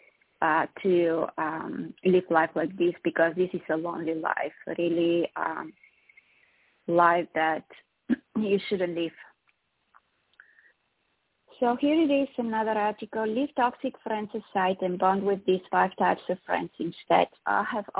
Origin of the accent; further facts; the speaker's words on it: Sofia, Sofia City, Bulgaria; now in United States; I'm from Eastern Europe originally, from Bulgaria, from the capital, Sofia, born and raised there